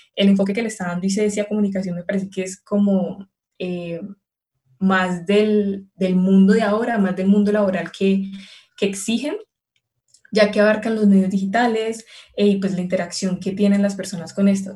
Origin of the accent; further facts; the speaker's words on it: Palmira, Valle del Cauca, Colombia; yo soy de Palmira, entonces es como una hora